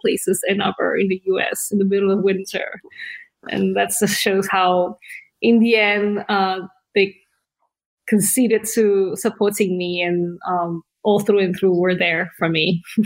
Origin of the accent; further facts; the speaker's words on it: Indonesia; also born or lived in Australia; now in United Kingdom; I was born in Indonesia. We're like third generation there